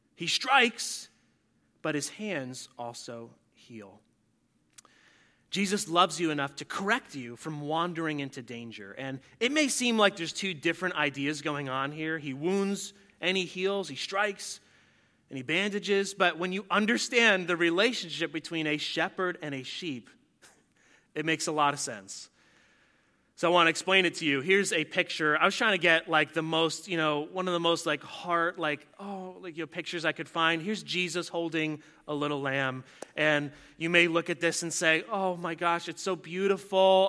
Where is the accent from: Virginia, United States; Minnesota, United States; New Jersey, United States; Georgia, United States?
New Jersey, United States; I'm from New Jersey